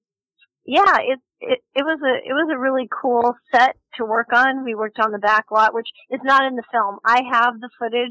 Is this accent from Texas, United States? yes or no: no; Los Angeles, California, United States; I grew up in Los Angeles in the 60s, 70s, and 80s